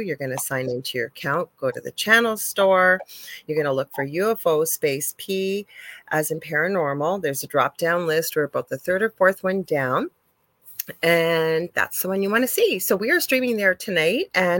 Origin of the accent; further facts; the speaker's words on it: Canada; I am a Canadian spiritual medium